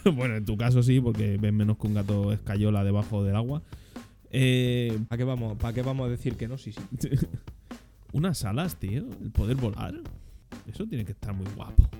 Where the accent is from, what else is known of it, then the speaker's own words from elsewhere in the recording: Spain; España, que es que somos del país de Europa